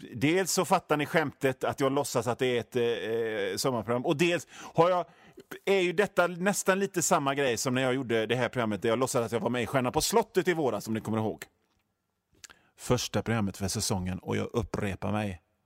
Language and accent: Swedish; Hönö, Västra Götaland, Sweden; moved away; also born or lived in Gothenburg; det är där jag är född och uppväxt. Alltså inte på Öckerö utan på Hönö, men Hönö hör till Öckerö